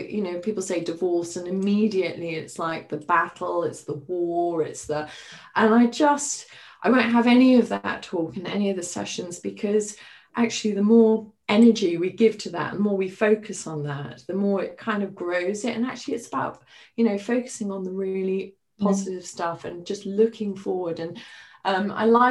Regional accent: Highlands of Scotland, United Kingdom; moved away; also born or lived in Middle East; I grew up in the Highlands of Scotland

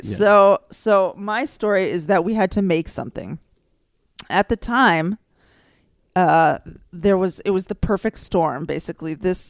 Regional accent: Texas, United States; moved away; I grew up in Texas, and in Texas, children have 1 year of Texas history class.

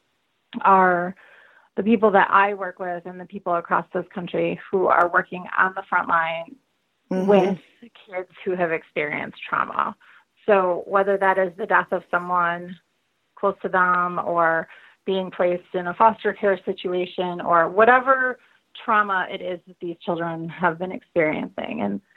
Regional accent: Lansing, Michigan, United States; I have had the opportunity to work for tiny little organizations right here in my hometown

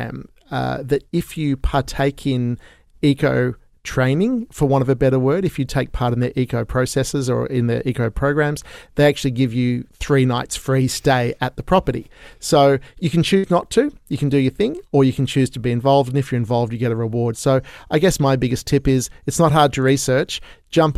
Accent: Sydney, New South Wales, Australia; currently I have been locked down in here in Australia, where I'm from Sydney

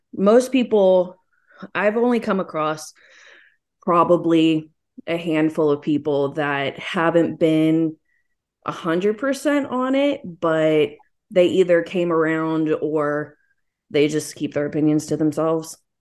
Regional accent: Texas, United States; I live in Texas, so I'm down the South

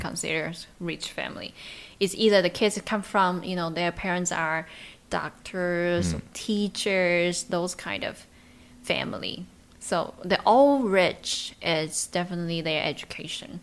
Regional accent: Taichung, Taiwan; the city I'm from. I'm from Taichung

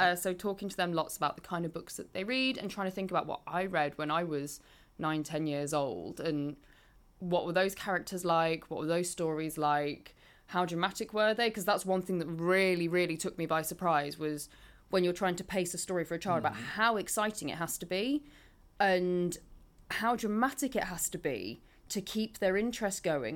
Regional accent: Market Bosworth, East Midlands, United Kingdom; I'm from near Leicester anyway. I grew up in Market Bosworth

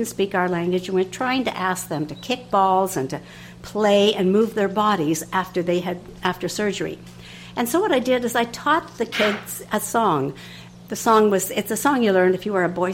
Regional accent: Canada; I'm a nurse from Canada

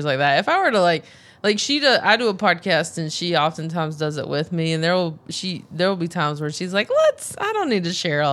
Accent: North Carolina, United States; moved away as an adult; now in Los Angeles, United States; I'm from North Carolina, so I was from a place that was very, like you said, you made friends everywhere.

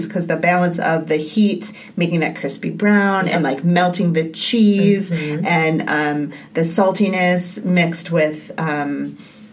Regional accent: Chicago, Illinois, United States; I'm from the Chicagoland area

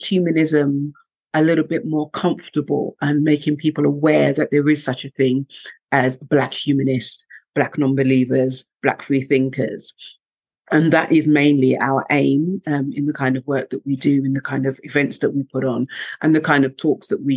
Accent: Jamaica; now in United Kingdom; where I'm from Jamaica

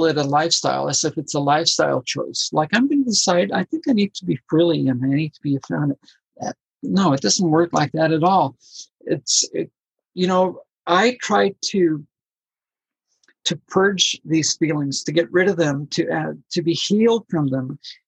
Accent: Colombia; I'm from Colombia

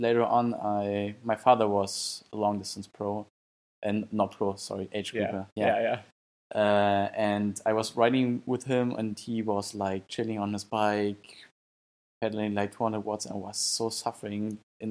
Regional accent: Germany; also born or lived in Saarbrücken; from Germany. At this time, I'm training in Saarbrücken

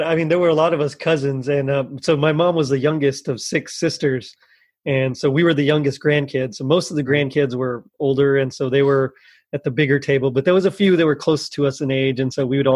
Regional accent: South Texas, United States; I'm from South Texas

